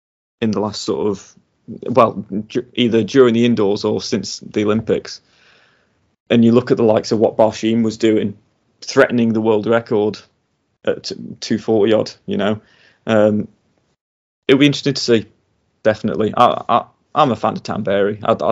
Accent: United Kingdom; Again, as a Brit, you'd love to see it, wouldn't you?

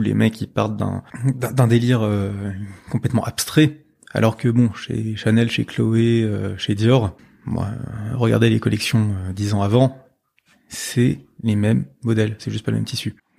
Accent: Paris, Île-de-France, France; moved away as an adult; now in Lille, France; Je suis de Paris, mais ça fait trois ans que je vis à Lille

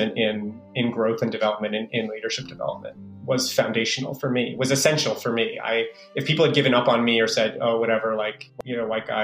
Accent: New York City, New York, United States; I was born in the Bronx. I live and work in the Bronx

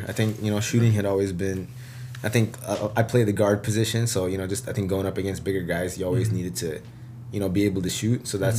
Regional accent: Seattle, Washington, United States; I grew up in Seattle

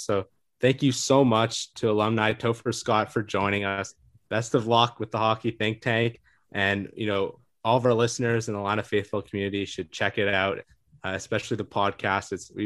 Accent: Canada; I'm from Canada, so I'm a big hockey fan

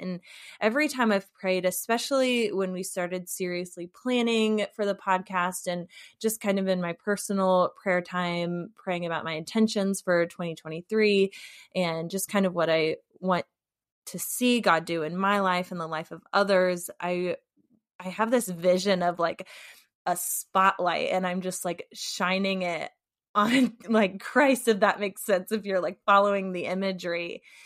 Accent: St. Louis, Missouri, United States; now in Muskegon, United States; I currently live in Muskegon, Michigan, but I am originally from St. Louis, Missouri.

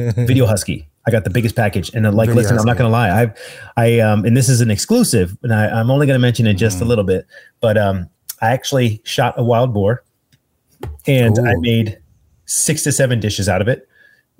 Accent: United States; as an American

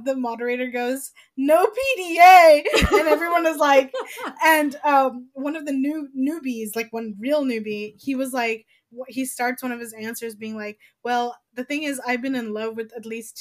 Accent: United States; I'm an American

